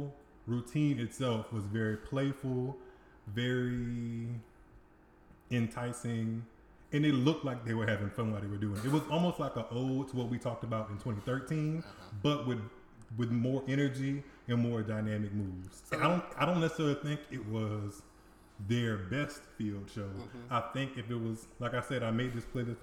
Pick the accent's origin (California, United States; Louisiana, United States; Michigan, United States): Louisiana, United States; St. James Parish; also born or lived in Donaldsonville, Louisiana; I was raised in St. James.